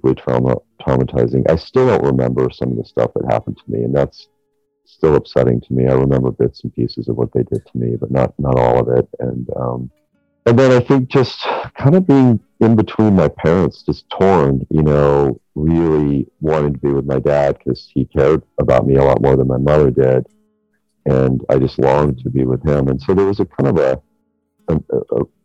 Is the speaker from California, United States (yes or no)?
yes; Santa Barbara, California, United States; I grew up in Santa Barbara, so we moved a few times